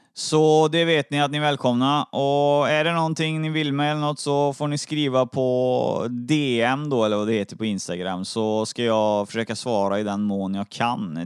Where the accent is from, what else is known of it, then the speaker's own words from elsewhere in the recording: Trollhättan, Västra Götaland, Sweden; now in Uddevalla, Sweden; Jag är från Trollhättan egentligen